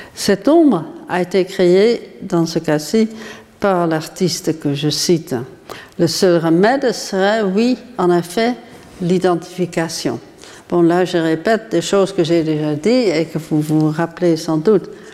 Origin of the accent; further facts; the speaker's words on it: Netherlands; Aux Pays-Bas, qui est mon pays d'origine